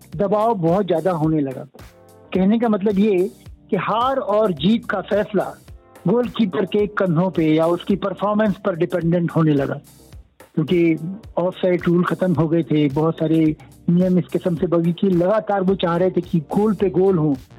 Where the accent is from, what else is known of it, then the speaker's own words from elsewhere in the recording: Indore, Madhya Pradesh, India; moved away as an adult; also born or lived in Uttarakhand / Bhopal / Mumbai; now in Indore, India; परवरिश uh, पूरी मध्य प्रदेश में हुई इंदौर में हुई इंदौर और भोपाल में वैसे तो मैं उत्तराखंड को बिलोंग करता हूँ